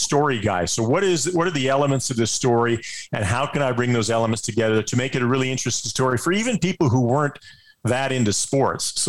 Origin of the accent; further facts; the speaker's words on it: Edmonton, Alberta, Canada; I grew up in Edmonton.